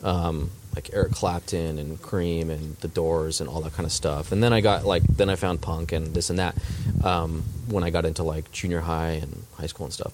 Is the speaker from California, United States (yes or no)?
yes; Southern California, United States; born or raised there; also born or lived in Colorado / Chicago / Dallas, Texas